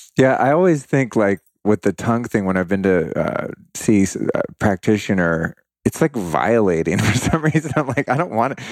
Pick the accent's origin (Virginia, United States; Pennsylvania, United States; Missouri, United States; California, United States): California, United States; Bay Area; I grew up in the Bay Area